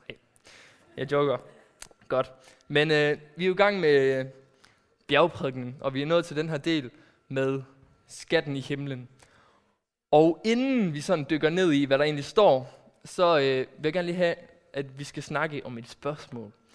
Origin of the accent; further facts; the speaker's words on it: Aarhus, Central Denmark Region, Denmark; also born or lived in Netherlands; kommer jeg fra Aarhus